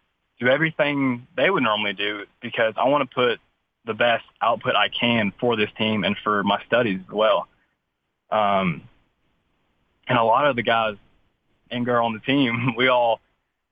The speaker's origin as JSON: {"language": "English", "town": "Bowling Green", "region": "Kentucky", "country": "United States", "tie": "born or raised there", "moved": "as an adult", "lives_now": "Tennessee, United States", "said": "I'm originally from Bowling Green, Kentucky"}